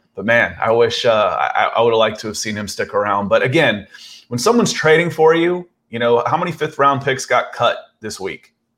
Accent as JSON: {"language": "English", "region": "Georgia", "country": "United States", "tie": "born or raised there", "said": "I moved to Georgia in seventy-eight. My parents moved me down here when I was five"}